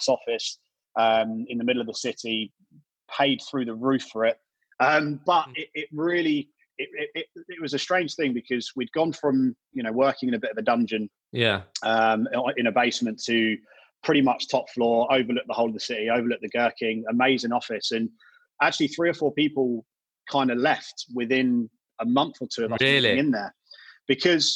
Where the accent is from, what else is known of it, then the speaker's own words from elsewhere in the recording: Brighton, South East England, United Kingdom; I'm from Brighton, so I knew a lot of people in Brighton